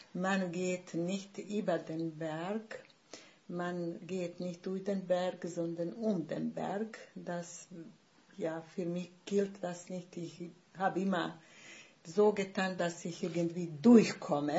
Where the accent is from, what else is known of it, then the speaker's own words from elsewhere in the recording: Bosnia & Herzegovina; first language Bosnian; German is a second language; moved away as an adult; now in Germany; Und deshalb musste ich Bosnien verlassen. Ich wurde äh, vertrieben praktisch aus meinem Heimatort.